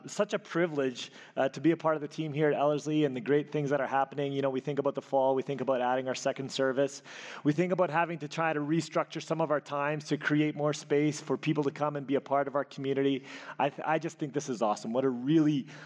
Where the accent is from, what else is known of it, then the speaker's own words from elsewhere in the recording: Elkhorn, Manitoba, Canada; moved away; I grew up in Elkhorn, Manitoba